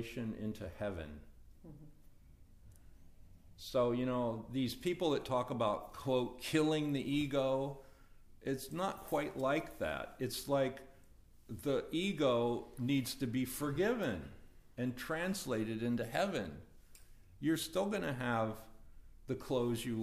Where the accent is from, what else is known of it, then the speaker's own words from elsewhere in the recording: United States; I incarnated as an American